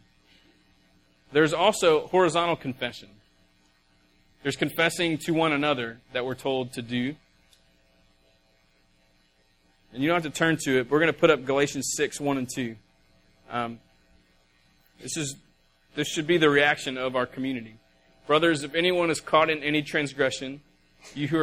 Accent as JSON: {"language": "English", "region": "the South", "country": "United States", "said": "we're from the South and we talk funny"}